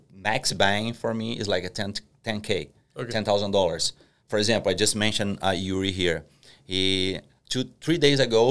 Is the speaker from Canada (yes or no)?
no; Curitiba, Paraná, Brazil; first language Portuguese; English is a second language; I'm from Curitiba as well.